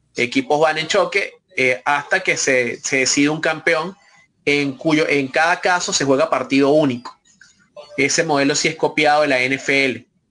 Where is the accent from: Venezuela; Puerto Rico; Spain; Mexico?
Venezuela; nosotros como venezolanos